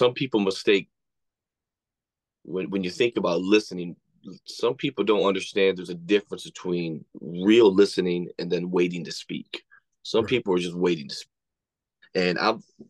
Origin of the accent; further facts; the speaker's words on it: West Frankfort, Illinois, United States; also born or lived in Battle Creek, Michigan / Kentucky; I'm originally from Battle Creek, Michigan, but then when my parents divorced, we moved down to like West Frankfort, Illinois, but basically Kentucky